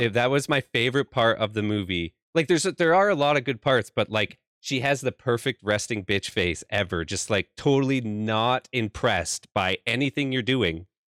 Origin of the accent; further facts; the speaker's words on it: Canada; I'm from Canada